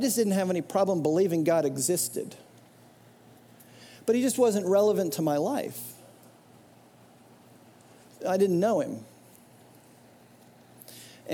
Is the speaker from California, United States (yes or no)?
no; New Jersey, United States; I grew up in New Jersey going to this church